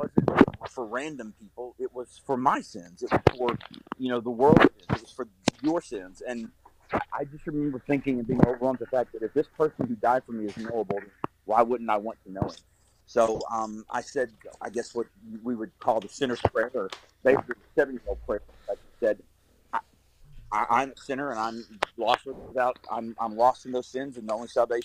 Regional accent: Kentucky, United States; I grew up in Kentucky

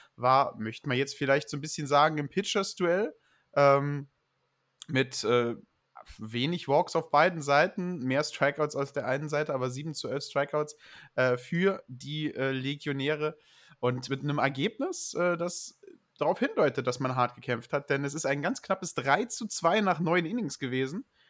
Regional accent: Saarland, Germany; accent: Saarländisch; ich halte mich halt an, meine saarländisch, an mein saarländisches Erbe

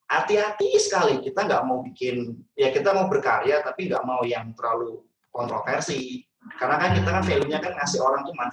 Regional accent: Semarang, Central Java, Indonesia; accent: Javanese; now in Jakarta, Indonesia; saya dari Semarang, logat oh, Jawa itu nggak bisa hilang sih walaupun saya udah 10 tahun lebih di Jakarta tetap nggak bisa ngomong gue, lo

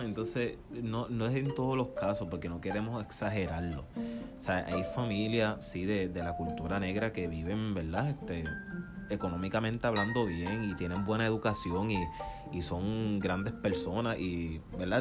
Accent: Puerto Rico; moved away as an adult; now in United States; soy de Puerto Rico

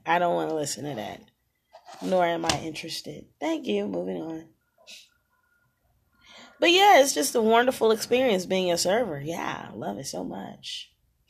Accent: Louisiana, United States; accent: country; I am from Louisiana

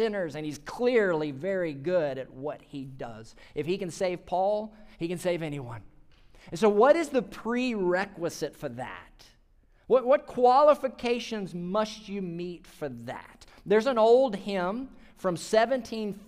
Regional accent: Mississippi, United States; my home state of Mississippi

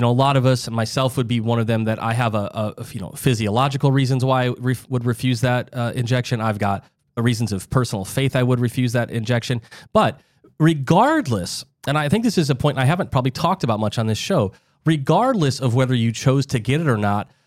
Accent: South Dakota, United States; I grew up in the Midwest, Doc, in South Dakota

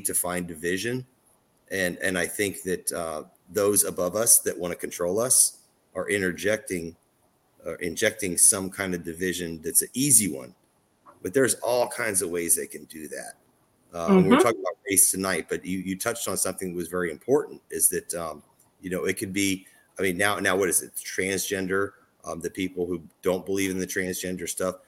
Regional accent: Southern Illinois, United States; moved away; I came from Southern Illinois, where it's all white cornfields

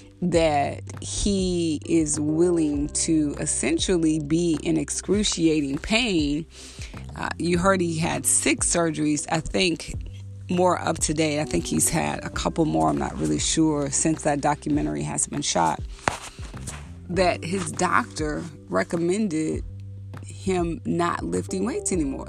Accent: the South, United States; being in the South and growing up in the South

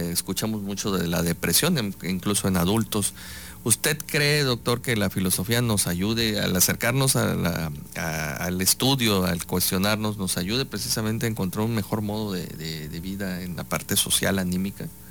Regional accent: Veracruz, Mexico; soy veracruzano

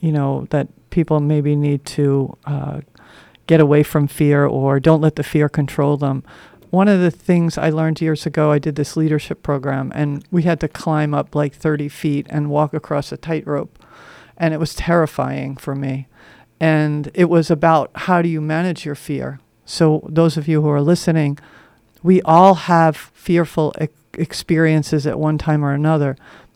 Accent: Northeast, United States; I grew up in the Northeast, so we had a lot of lighthouses, and they were always like this.

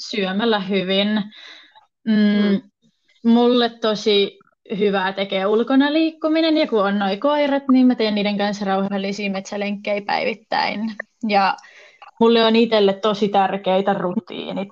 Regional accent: South Ostrobothnia, Finland; also born or lived in Oulu; now in Tampere, Finland; mä oon kotoisin Etelä-Pohjanmaalta kuitenkin ja jos mut sille kysyy, että mistä päin mä oon, niin mä sanon kyllä, että mä oon sieltä Etelä-Pohjanmaalta

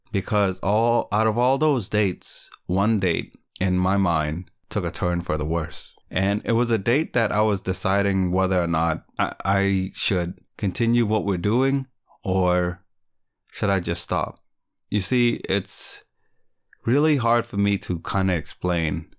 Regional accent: Lowell, Massachusetts, United States; Lowell is my hometown

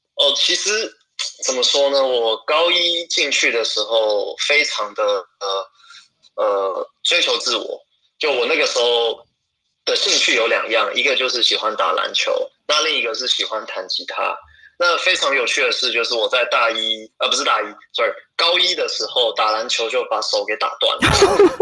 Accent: Shenkeng, New Taipei, Taiwan; moved away as an adult; also born or lived in Hong Kong / Singapore; now in United Kingdom; 我是土生土长台湾人，小时候是在深坑长大的，然后在台湾读了大学以后，当完兵就去英国，呃，读了一个master

